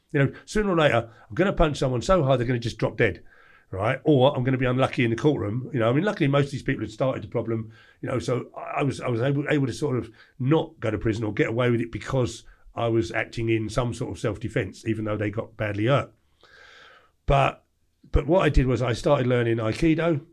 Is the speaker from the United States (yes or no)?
no; England, United Kingdom; I was like, "England."